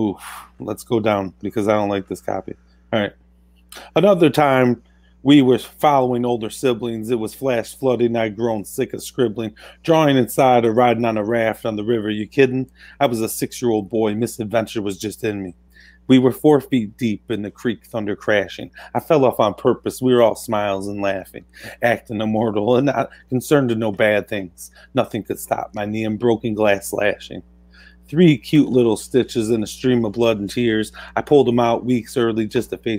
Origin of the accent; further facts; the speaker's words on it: Cartersville, Illinois, United States; that's where I grew up in Cartersville, Illinois